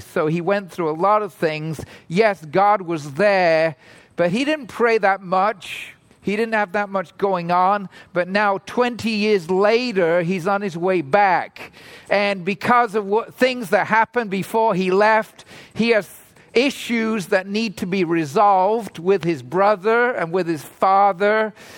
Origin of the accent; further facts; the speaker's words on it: England, United Kingdom; now in Toronto, Canada; I grew up in England